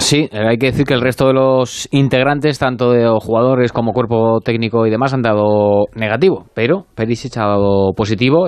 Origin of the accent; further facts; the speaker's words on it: Spain; yo como español que soy